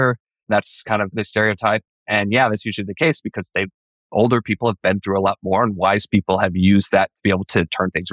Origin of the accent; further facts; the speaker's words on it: Idaho, United States; my family, you know, we grew up in Idaho in the same house